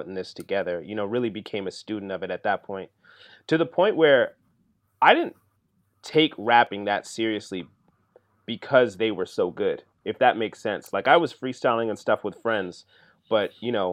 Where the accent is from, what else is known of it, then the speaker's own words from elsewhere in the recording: London, Ontario, Canada; also born or lived in Kenya; So we moved to Canada when I was a year old. I grew up in a city called London, Ontario